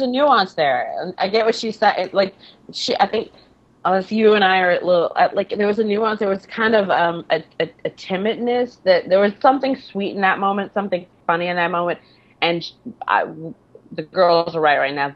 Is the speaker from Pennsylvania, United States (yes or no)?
no; Detroit, Michigan, United States; now in New York, United States; I'm from Michigan. I'm from Detroit.